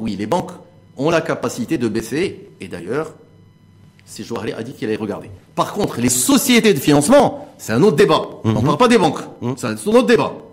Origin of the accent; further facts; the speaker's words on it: Morocco; je suis un Marocain